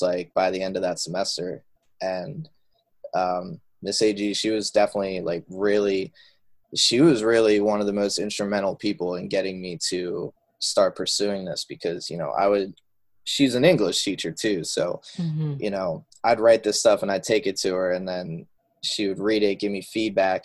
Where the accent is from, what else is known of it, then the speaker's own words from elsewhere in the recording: outside of Philadelphia, Pennsylvania, United States; I grew up outside of Philadelphia, Pennsylvania.